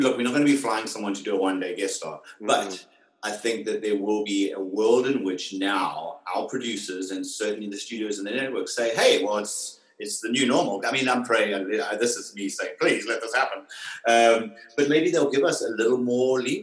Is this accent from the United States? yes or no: no; South Africa; we're all South African today